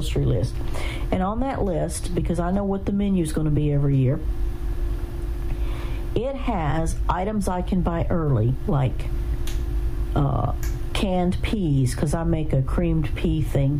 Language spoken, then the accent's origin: English; the South, United States; moved away; I'm from the South